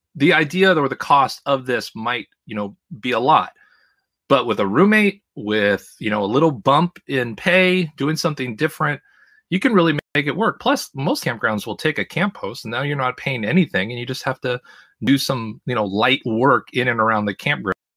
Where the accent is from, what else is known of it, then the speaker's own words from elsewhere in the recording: Los Angeles, California, United States; moved away as an adult; also born or lived in Seattle / Boston / New York / Idaho; I was born in Seattle, I learned to talk in Boston, walk in New York, and run in Los Angeles, and I spent the majority of my, at the time, forty-four years, probably, I don't know, at least forty of them in the L A, Orange County area